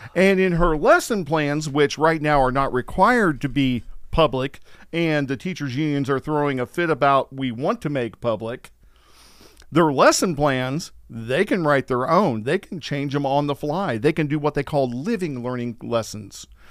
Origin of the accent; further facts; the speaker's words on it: Missouri, United States; I'm from the Show Me State